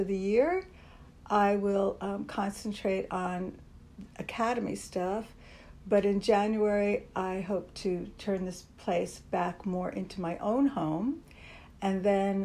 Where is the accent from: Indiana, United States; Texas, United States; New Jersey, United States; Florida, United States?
New Jersey, United States; Linden; moved away as an adult; now in New York, United States; I grew up just 15 miles from here. In a place called Linden, New Jersey